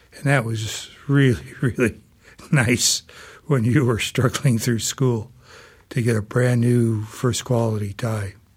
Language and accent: English; South Bend, Indiana, United States; I'm a fourth generation South Bender. And uh, growing up in South Bend